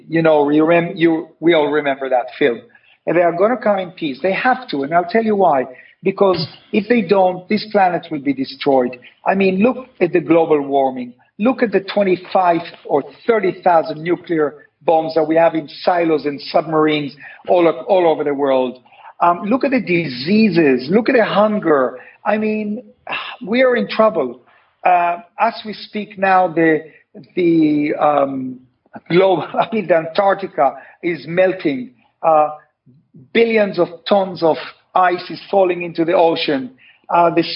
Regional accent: Tel Aviv, Tel Aviv District, Israel; I was born in Tel Aviv

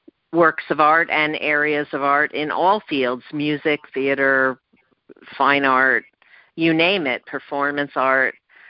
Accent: New York, United States; Well, as a New Yorker, I'm curious to hear your thoughts about the situation with our cultural institutions

